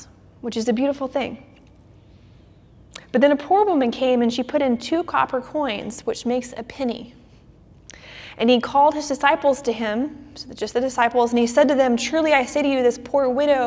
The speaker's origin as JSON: {"language": "English", "town": "Orlando", "region": "Florida", "country": "United States", "tie": "born or raised there", "said": "my hometown of Orlando"}